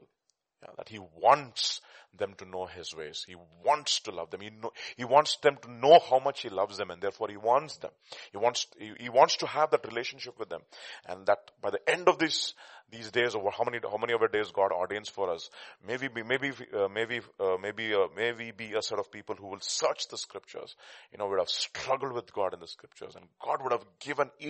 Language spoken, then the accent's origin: English; India; accent: Telugu; my Telugu accent